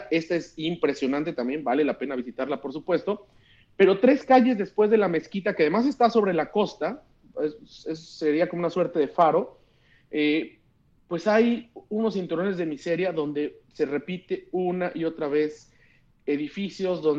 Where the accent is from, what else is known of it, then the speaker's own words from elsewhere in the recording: Mexico; que, estos